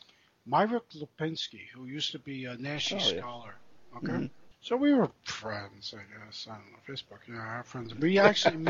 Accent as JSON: {"language": "English", "region": "East Coast", "country": "United States", "said": "we are from here. We are from the East Coast"}